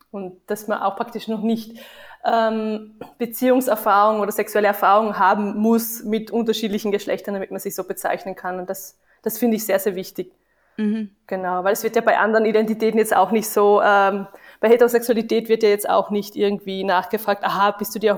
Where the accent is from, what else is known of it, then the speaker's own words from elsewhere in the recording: Vienna, Austria; moved away as an adult; now in Tübingen, Germany; Ja, ich komme auch aus Wien, mhm. genau. Ähm, ich habe auch in Wien studiert.